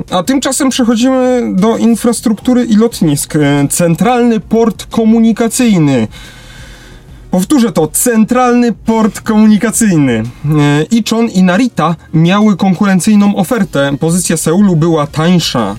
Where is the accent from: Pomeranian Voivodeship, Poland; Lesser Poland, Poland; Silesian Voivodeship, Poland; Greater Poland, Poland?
Lesser Poland, Poland; jesteśmy z Małopolski